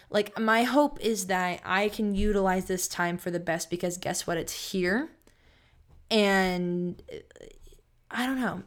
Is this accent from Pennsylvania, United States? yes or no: no; Sacramento, California, United States; I'm from Sacramento and I'm back home in Sacramento